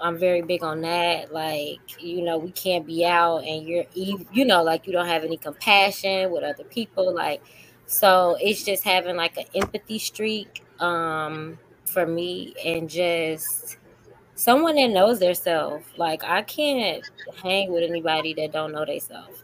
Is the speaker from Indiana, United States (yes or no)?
no; Chicago, Illinois, United States; I'm from Chicago